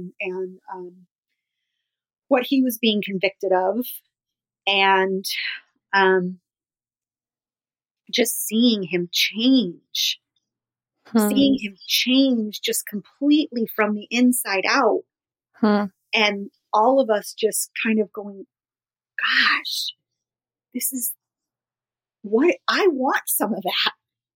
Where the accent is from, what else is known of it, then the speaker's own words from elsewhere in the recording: Los Angeles, California, United States; growing up in Hollywood